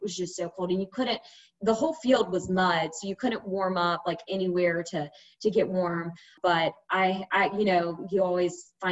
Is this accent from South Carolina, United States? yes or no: yes; South Carolina, United States; moved away; also born or lived in Mississippi; I'm from South Carolina